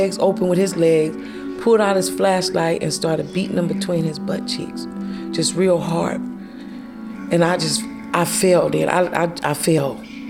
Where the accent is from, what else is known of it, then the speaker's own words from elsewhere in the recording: Mississippi, United States; also born or lived in Richmond, California; now in Antioch, United States; I grew up in Mississippi.